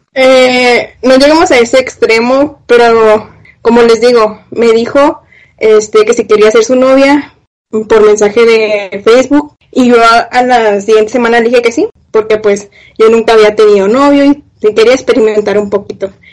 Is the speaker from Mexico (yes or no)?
yes; Escobedo, Nuevo León, Mexico; soy de Monterrey, de Escobedo también